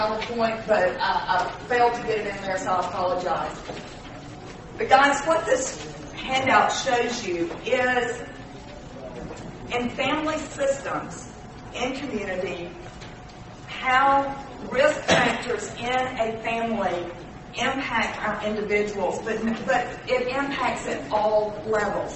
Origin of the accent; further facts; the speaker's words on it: Mississippi, United States; We're from Mississippi